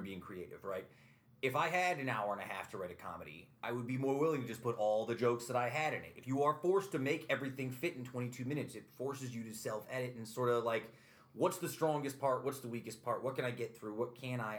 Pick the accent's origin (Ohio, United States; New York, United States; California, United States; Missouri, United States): New York, United States; Utica; I grew up here, and Utica College sort of existed on the periphery